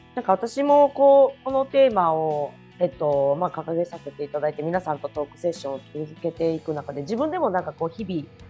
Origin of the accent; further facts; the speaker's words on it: Kagawa, Japan; 私の香川県出身なんですけど